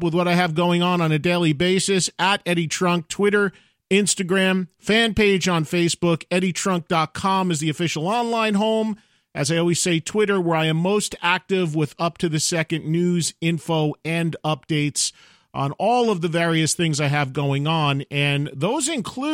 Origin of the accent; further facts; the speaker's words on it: New Jersey, United States; New Jersey, my home state